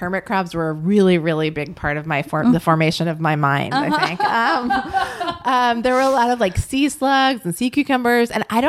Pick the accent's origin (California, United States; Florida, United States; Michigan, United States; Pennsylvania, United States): California, United States; Santa Barbara; growing up in Santa Barbara